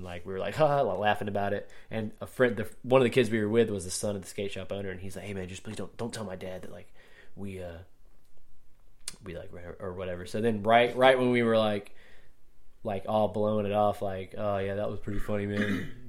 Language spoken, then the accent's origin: English; Augusta, Georgia, United States; Well, you got to think I grew up skateboarding in Augusta